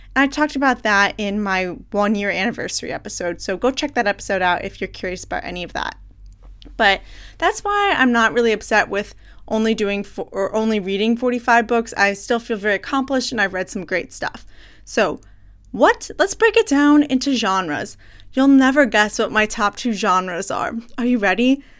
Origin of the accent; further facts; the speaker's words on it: United States; I'm American